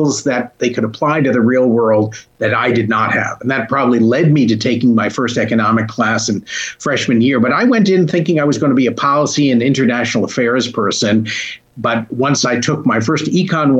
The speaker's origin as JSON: {"language": "English", "town": "Hartford", "region": "Connecticut", "country": "United States", "tie": "born or raised there", "moved": "yes", "said": "Hartford, as I was growing up in the 70s and late 60s, was a troubled"}